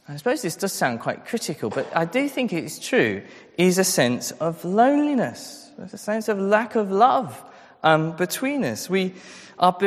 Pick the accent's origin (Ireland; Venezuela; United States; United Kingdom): United Kingdom; England; our culture as English, British, maybe European people